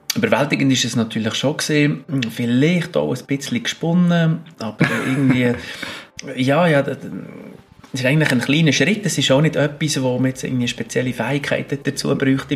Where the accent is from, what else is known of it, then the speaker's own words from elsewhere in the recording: Bern, Switzerland; moved away; also born or lived in Alaska; Obwohl ich zwar zu Bern lange daheim war und, und als Berner